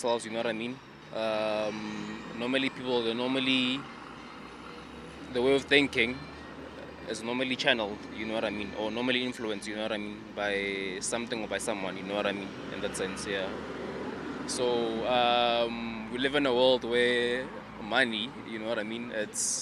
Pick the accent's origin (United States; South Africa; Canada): South Africa; I'm from South Africa